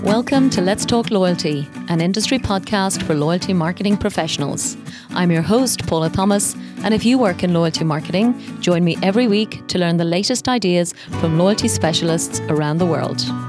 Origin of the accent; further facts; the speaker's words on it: Ireland; now in Dubai, United Arab Emirates; my home country of Ireland